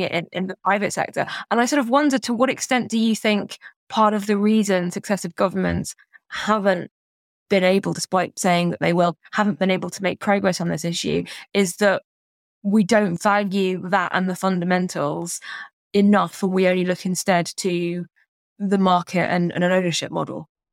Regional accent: London, United Kingdom; where I grew up in Barnet in North London

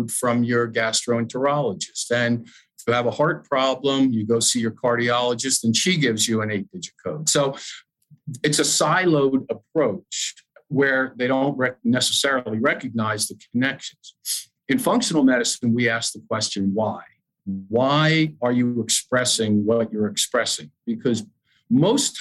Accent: Madison, New Jersey, United States; I was the fitness director at my hometown YMCA in Madison, New Jersey

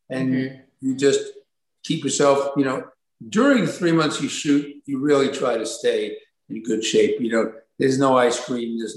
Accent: Brooklyn, New York, United States; I'm from Brooklyn. I'm from Brooklyn.

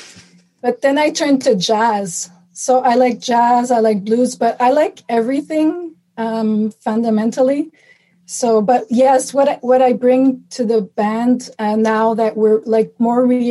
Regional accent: Montreal, Quebec, Canada; moved away as an adult; now in Toronto, Canada; I'm from Montreal, and I moved to Toronto permanently.

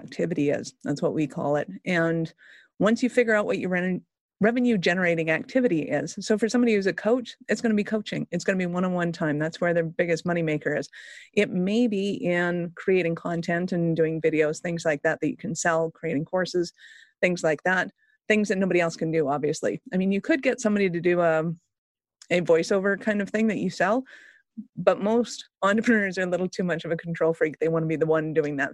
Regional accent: Calgary, Alberta, Canada; I'm Canadian. I'm from Calgary.

